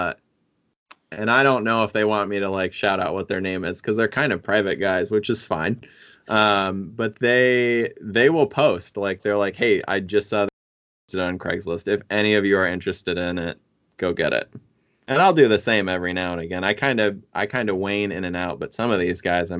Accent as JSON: {"language": "English", "region": "Midwest", "country": "United States", "moved": "yes", "said": "I'm from the Midwest."}